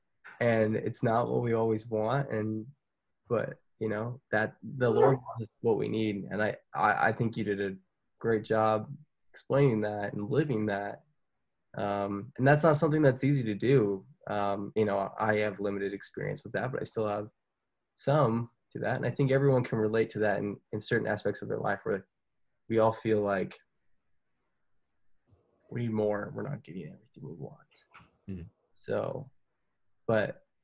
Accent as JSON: {"language": "English", "town": "Orem", "region": "Utah", "country": "United States", "tie": "born or raised there", "said": "I grew up in Orem."}